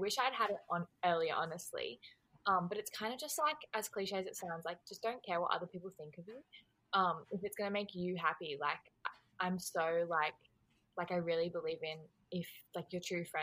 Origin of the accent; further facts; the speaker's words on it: Australia; I am Australian